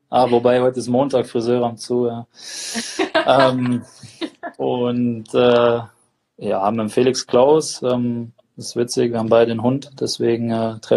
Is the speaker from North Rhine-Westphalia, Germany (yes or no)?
yes; North Rhine-Westphalia, Germany; ich komme ja aus der Nähe von Dortmund, bin ja da groß geworden